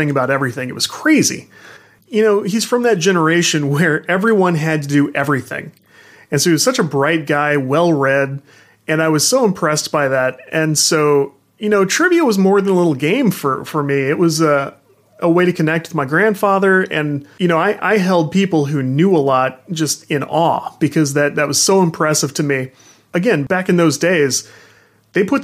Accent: St. Louis, Missouri, United States; I am from the St. Louis region

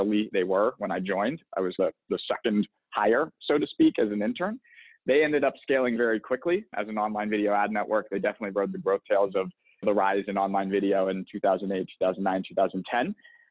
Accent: Pittsburgh, Pennsylvania, United States; moved away as an adult; also born or lived in Boston; I'm originally from the East Coast, born and raised in Pittsburgh, Pennsylvania.

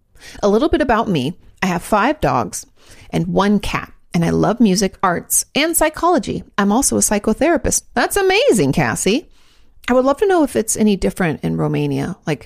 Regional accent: Oregon, United States; I didn't go there, but letting you know that I'm from Oregon.

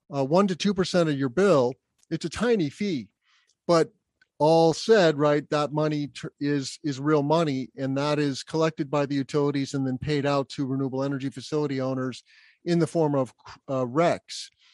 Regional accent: Albuquerque, New Mexico, United States; also born or lived in Bloomington, Indiana; So I was lucky enough to grow up in a very sunny place in Albuquerque, New Mexico. Even though I'm a Midwesterner by birth, I was born in Bloomington, Indiana. My family moved to Albuquerque when I was two

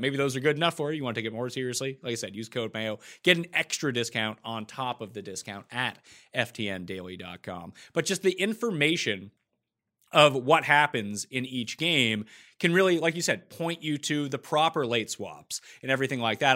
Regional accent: Canada; As a Canadian

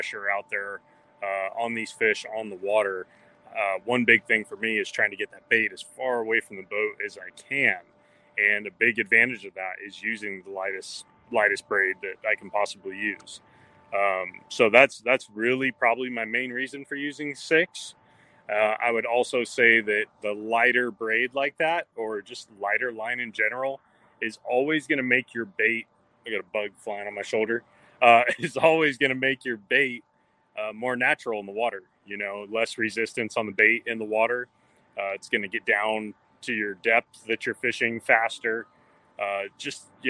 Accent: California, United States; I grew up in California, throwing a lot of spinning reels out there

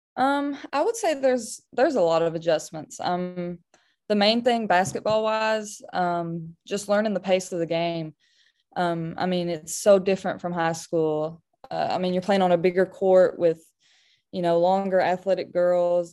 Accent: Kentucky, United States; my state, my hometown

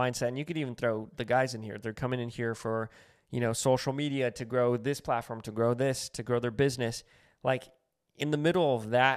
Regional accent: New Mexico, United States; now in Los Angeles, United States; where I'm from New Mexico, a lot of people that I know that I grew up

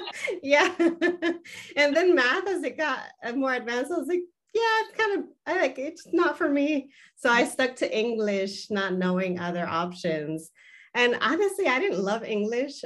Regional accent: Los Angeles, California, United States; first language Spanish; English is a second language; I am originally from the Southern California area, so I was born and raised in the San Fernando Valley

